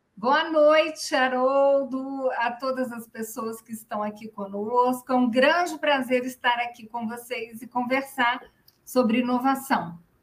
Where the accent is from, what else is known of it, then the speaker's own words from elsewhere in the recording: Rio de Janeiro, Brazil; now in Brasília, Brazil; Eu nasci no Rio de Janeiro, mas minha família, minha mãe era baiana também